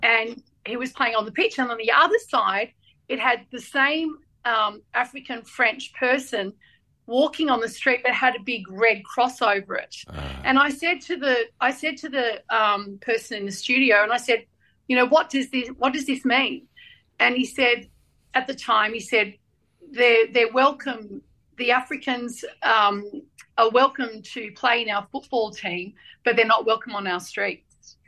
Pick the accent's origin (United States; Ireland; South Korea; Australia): Australia; we're Australian Lebanese